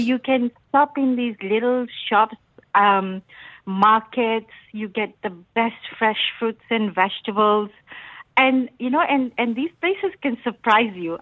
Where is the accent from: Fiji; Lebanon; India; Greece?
Fiji; moved away; I come from Fiji, so we had private road um, on the island